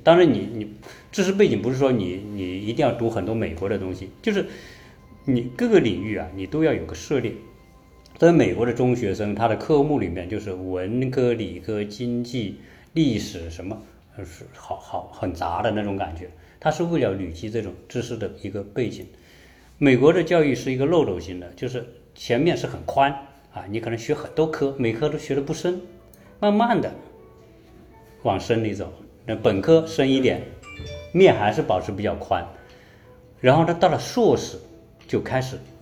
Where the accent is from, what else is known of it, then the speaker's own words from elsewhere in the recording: China; 我们中国人